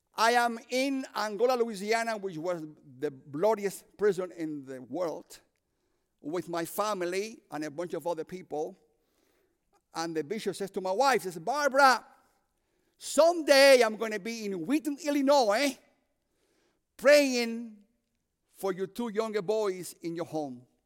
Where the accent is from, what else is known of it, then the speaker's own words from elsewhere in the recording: Cuba; moved away; also born or lived in Union City, New Jersey / Chicago; I'm from Cuba.